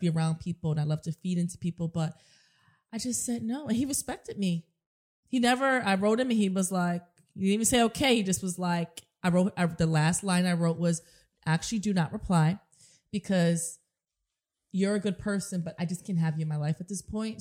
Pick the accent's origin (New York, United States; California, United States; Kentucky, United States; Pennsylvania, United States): New York, United States; New York City; growing up in the South Bronx and the projects and not having a lot